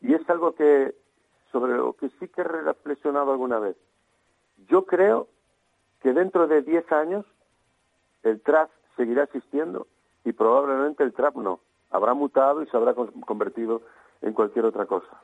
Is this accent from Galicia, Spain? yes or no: yes; Galicia, Spain; first language Galician; Spanish is a second language; Nosotros tenemos un idioma propio en mi caso es mi lengua materna